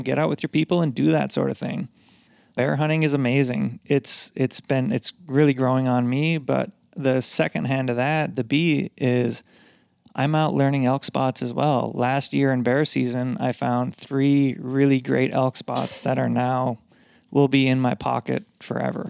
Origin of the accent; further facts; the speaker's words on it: Upper Michigan, United States; moved away; I grew up in Michigan, Upper Michigan